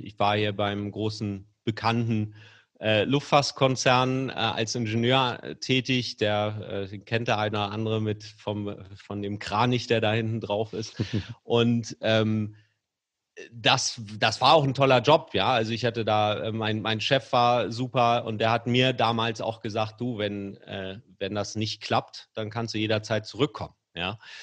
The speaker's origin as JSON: {"language": "German", "town": "Kiel", "region": "Schleswig-Holstein", "country": "Germany", "tie": "born or raised there", "moved": "as an adult", "lives_now": "Hamburg, Germany", "said": "ich komme übrigens aus Kiel gebürtig, uh. aber ich wohne schon seit 20 Jahren ja. fast durchgängig in Hamburg"}